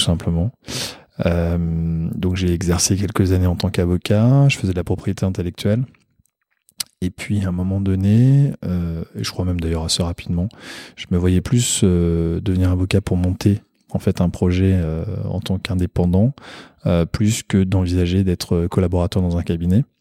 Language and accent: French; Paris, Île-de-France, France; moved away; also born or lived in Fontainebleau / Perche; je suis né à Paris, j'ai vécu toute ma vie à Paris.